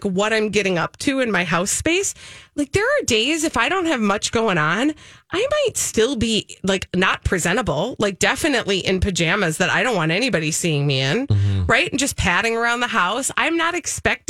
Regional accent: Minnesota, United States; in Minnesota, we are very good at being passive aggressive

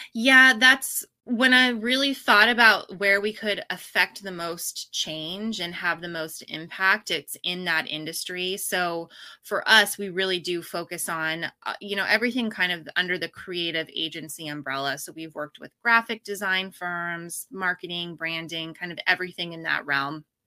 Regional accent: Pacific Northwest, United States; now in Austin, United States; I was born and raised in the Pacific Northwest

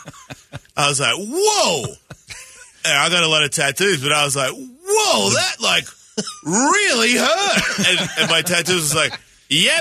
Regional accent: Australia; now in United States; I was the first Australian pro skateboarder to ever exist.

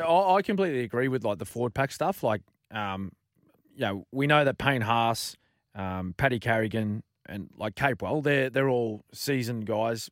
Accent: Queensland, Australia; a Queenslander

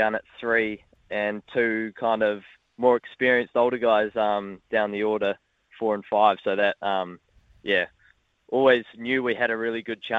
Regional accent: Gold Coast, Queensland, Australia; born there; Yeah. Gold Coast. I was born on the Gold Coast, yeah.

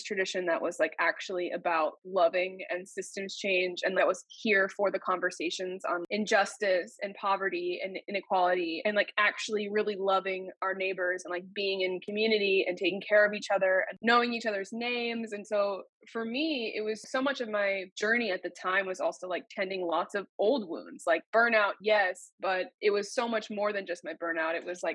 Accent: Maine, United States; moved away; I am originally from Maine

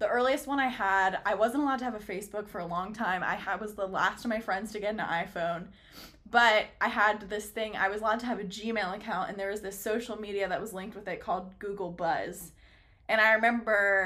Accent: San Francisco, California, United States; I was born in San Francisco

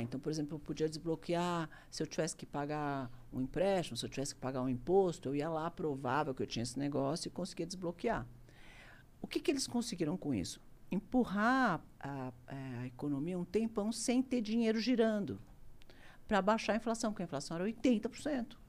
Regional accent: Brazil; Eu sou brasileiro, adoro o Brasil

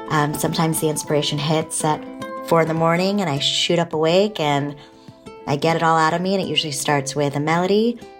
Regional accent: Senegal; I'm from Africa, Senegal.

